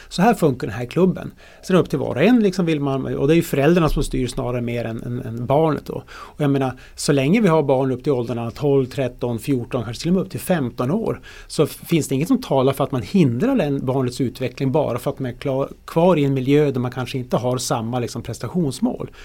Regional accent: Norrland, Sweden; som norrlänning

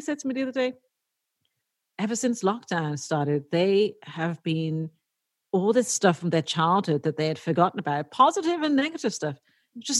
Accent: Dublin, Leinster, Ireland; when I was growing up in the 90s, like late 80s and 90s in Dublin

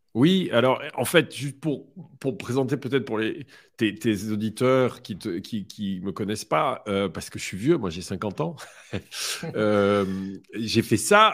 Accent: France; je suis français

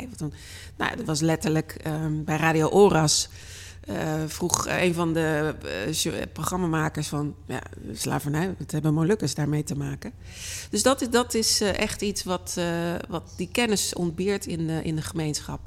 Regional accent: Delft, South Holland, Netherlands; Delft mijn geboortestad

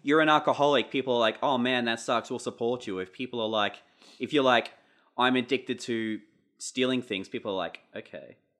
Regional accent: Pittsworth, Queensland, Australia; growing up in Pittsworth as, like, a weirdo outsider

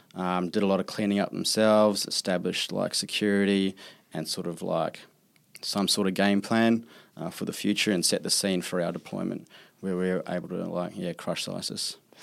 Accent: New Zealand; I'm from New Zealand, we kinda, like, chase back the roots back to Australia

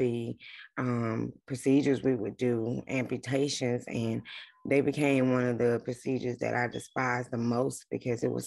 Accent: South Georgia, United States; now in Atlanta, United States; I'm from South Georgia. I grew up there my whole entire life

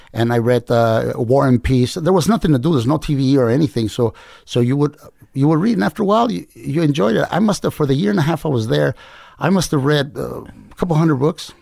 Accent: Compton, California, United States; also born or lived in Culiacan, Sinaloa, Mexico / Fresno, California; in Compton, really, but my parents were migrant farm workers

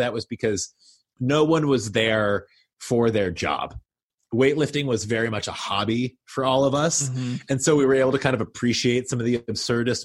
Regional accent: Kentucky, United States; moved away; also born or lived in Boston; I was this kid from Kentucky who was going to school there

